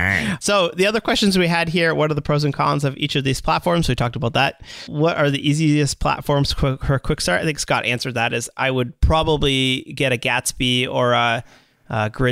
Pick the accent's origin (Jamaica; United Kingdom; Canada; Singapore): Canada; I'm sorry from Canada to the rest of the world for ….